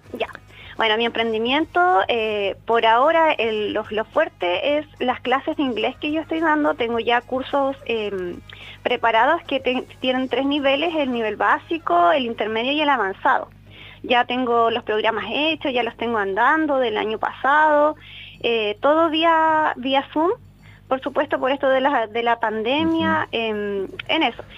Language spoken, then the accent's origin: Spanish; Alerce, Los Lagos, Chile; yo soy de acá de Alerce